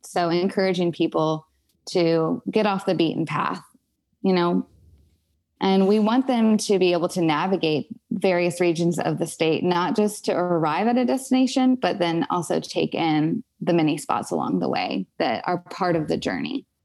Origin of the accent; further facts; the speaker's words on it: Alexandria, Virginia, United States; also born or lived in Springfield, Virginia; I grew up in Northern Virginia, specifically in Alexandria and Springfield.